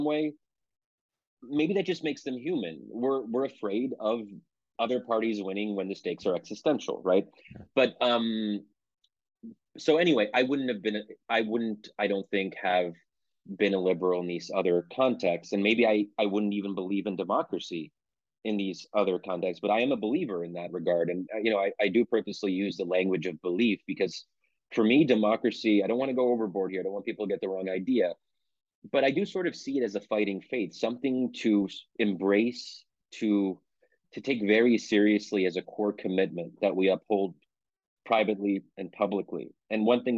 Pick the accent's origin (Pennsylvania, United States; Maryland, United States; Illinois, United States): Pennsylvania, United States; I'm born and raised in Pennsylvania, but my parents came from Egypt